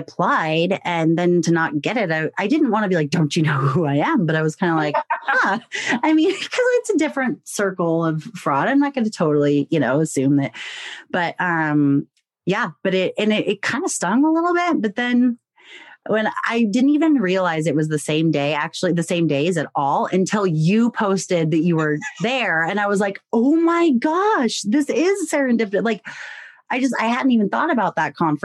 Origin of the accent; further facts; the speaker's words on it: United States; I'm American.